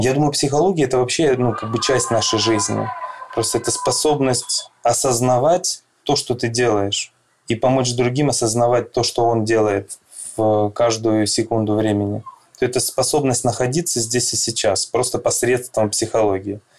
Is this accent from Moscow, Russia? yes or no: no; Krasnodar, Krasnodar Krai, Russia; also born or lived in Saint Petersburg; я из Краснодара, психолог